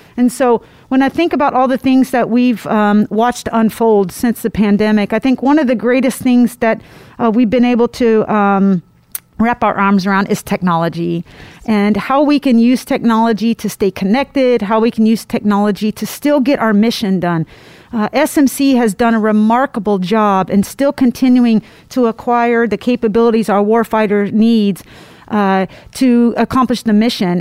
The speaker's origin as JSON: {"language": "English", "region": "Indiana", "country": "United States", "said": "I'm from Indiana, so uh, that is part of who we are uh, is country"}